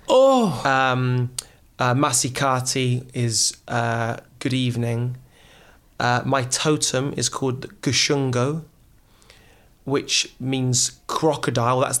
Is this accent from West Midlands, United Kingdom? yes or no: yes; Wolverhampton, West Midlands, United Kingdom; also born or lived in Oxford, United Kingdom; so i was born in oxford but i was raised in wolverhampton